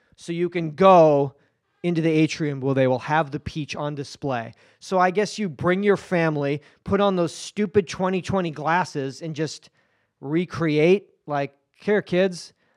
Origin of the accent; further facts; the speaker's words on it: Haverhill, Massachusetts, United States; moved away as an adult; also born or lived in Hollywood; now in Los Angeles, United States; Haverhill, Massachusetts